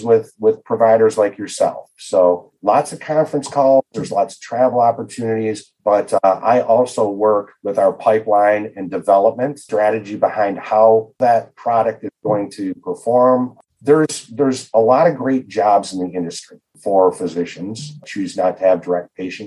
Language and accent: English; Detroit, Michigan, United States; also born or lived in Kirksville, Missouri; I was actually born in Detroit, raised in metropolitan Detroit. So I've been in the Michigan metropolitan Detroit area most of my life other than school